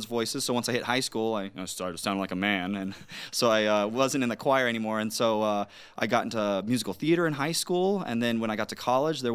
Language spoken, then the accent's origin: English; Los Angeles, California, United States; I grew up in Los Angeles in the inner city of LA, so pretty bad neighborhoods